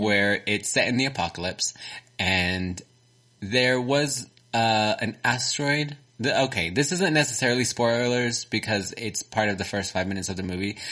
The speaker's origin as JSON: {"language": "English", "region": "Texas", "country": "United States", "accent": "Texan", "said": "Mine is very Texan."}